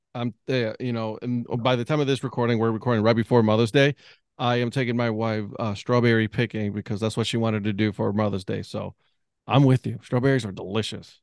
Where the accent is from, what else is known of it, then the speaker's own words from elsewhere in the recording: Ohio, United States; now in North Carolina, United States; we're from Ohio.